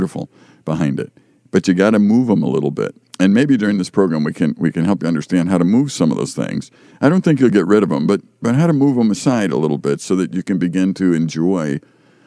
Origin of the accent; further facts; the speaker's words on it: Chicago, Illinois, United States; moved away as an adult; I grew up in Chicago and they didn't hunt deer down there.